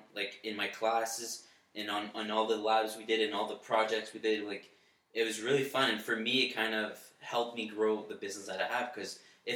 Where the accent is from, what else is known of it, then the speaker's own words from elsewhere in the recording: Orleans, Ontario, Canada; also born or lived in Sudbury, Ontario; opening a gym and being a personal trainer in my hometown